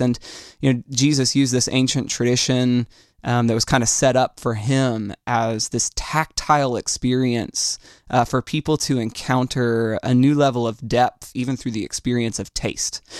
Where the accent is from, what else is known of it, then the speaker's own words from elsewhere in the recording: Orlando, Florida, United States; I am from Orlando. This is, uh, this is my home, and it's where I, um, have chosen to be